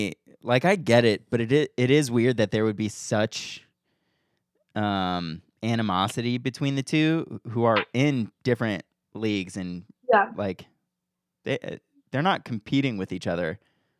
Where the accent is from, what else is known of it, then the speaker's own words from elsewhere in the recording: Cleveland, Ohio, United States; I couldn't imagine growing up in Cleveland and liking any other baseball team